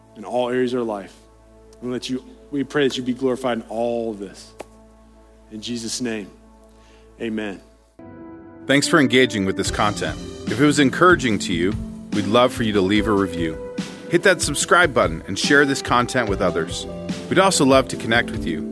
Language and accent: English; Appalachia, United States; accent: Appalachian; my Appalachian accent